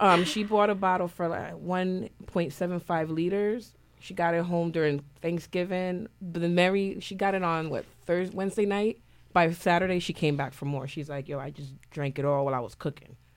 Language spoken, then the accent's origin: English; Puerto Rico; now in New Haven, United States; I grew up in Puerto Rico before I moved to New Haven.